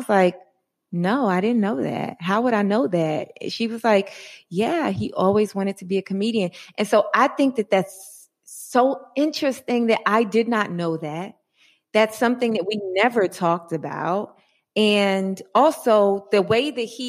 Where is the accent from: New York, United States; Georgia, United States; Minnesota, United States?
New York, United States; New York City; now in Los Angeles, United States; I'm a New Yorker originally